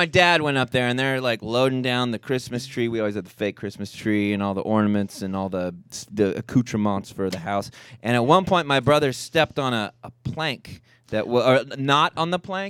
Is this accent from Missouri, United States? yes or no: no; Denton, Texas, United States; We grew up in Denton. It's very cold and sad.